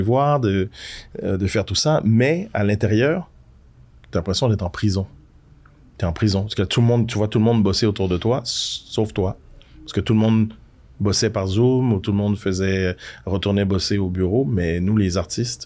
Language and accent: French; Quebec, Canada; quand j'étais gamin au Québec